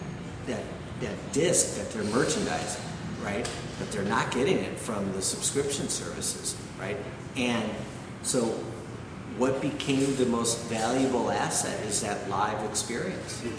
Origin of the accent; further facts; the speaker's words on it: Wisconsin, United States; moved away as an adult; now in New York, United States; I was a kid from Wisconsin that had $13,000 in a bank account.